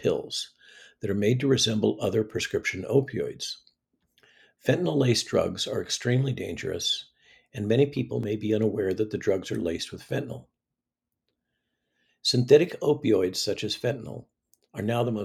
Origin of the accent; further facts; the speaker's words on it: California, United States; I am from California